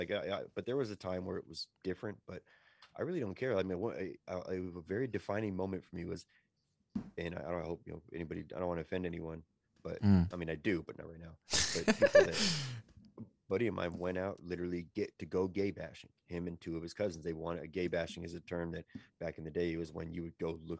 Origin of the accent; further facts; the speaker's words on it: Iceland; I don't even know what pillage and plunder means, but that's where I am. I'm from Iceland.